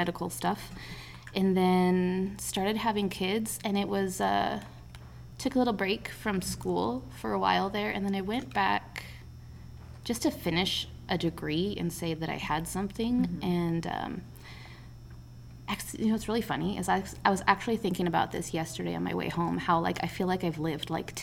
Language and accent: English; Culver, United States; I grew up in Culver